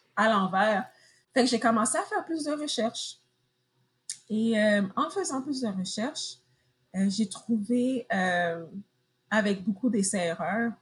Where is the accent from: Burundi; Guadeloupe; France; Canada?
Canada; Montreal, Quebec; moved away as an adult; now in United States; je viens de Montréal, mais présentement, je suis aux États-Unis